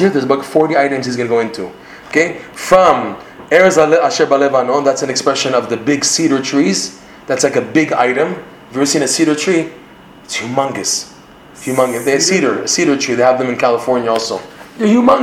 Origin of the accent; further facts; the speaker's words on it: Toronto, Ontario, Canada; accent: Canadian; now in Israel; I'm speaking with my Canadian accent